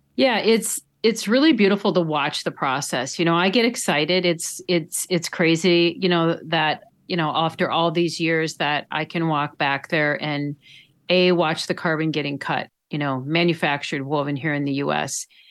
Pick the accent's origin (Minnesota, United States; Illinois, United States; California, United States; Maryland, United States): Minnesota, United States; Duluth; I grew up in Duluth